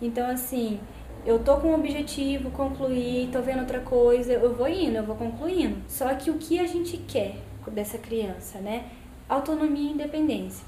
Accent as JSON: {"language": "Portuguese", "town": "Cristina", "region": "Minas Gerais", "country": "Brazil", "also_born_or_lived": "Campinas", "lives_now": "Itajubá, Brazil", "said": "vou voltar pra minha cidade, que eu sou de Cristina."}